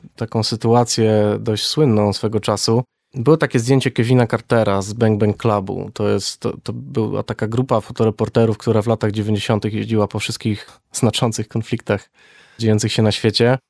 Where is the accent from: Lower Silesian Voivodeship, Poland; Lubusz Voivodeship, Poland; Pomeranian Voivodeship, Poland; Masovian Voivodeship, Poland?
Lower Silesian Voivodeship, Poland; Wrocław; pochodzę z Wrocławia